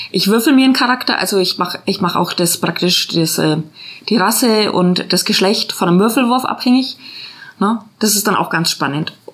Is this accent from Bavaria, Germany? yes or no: yes; Nuremberg, Bavaria, Germany; moved away; also born or lived in Swabia; Ich komme nämlich aus Nürnberg